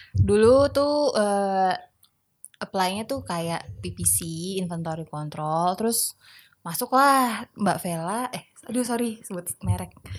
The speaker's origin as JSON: {"language": "Indonesian", "town": "Medan", "region": "North Sumatra", "country": "Indonesia", "tie": "born or raised there", "also_born_or_lived": "Jakarta / Bandung", "moved": "as an adult", "said": "aku lahir di Jakarta, terus kita pindah ke Medan dari aku kelas satu SD"}